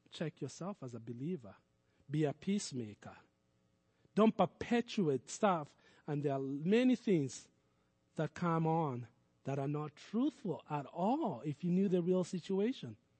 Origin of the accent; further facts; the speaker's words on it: Kenya; moved away as an adult; now in United States; I was born in Kenya. All my childhood I spent in Kenya. And I would say most of my adulthood I've spent in America